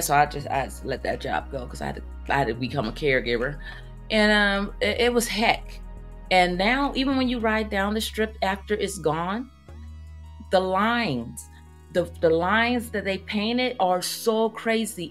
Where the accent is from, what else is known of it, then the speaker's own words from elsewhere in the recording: Oakland, California, United States; now in Las Vegas, United States; I am originally originally from Oakland, California, but um, I live in Vegas